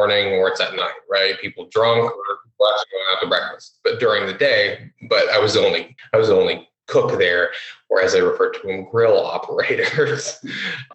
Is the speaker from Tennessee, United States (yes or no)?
no; Columbus, Ohio, United States; also born or lived in Florida; I'm from Florida, but I've lived all my life in Columbus, whether it was like a suburb outside of Columbus as a child, both north and south